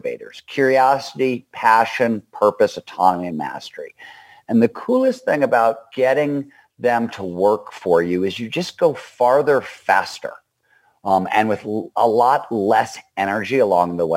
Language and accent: English; Cleveland, Ohio, United States; I grew up in Cleveland, Ohio.